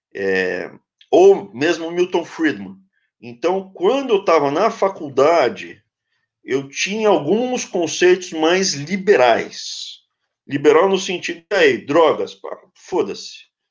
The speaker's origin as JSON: {"language": "Portuguese", "region": "São Paulo", "country": "Brazil", "tie": "born or raised there", "said": "eu cresci na capital"}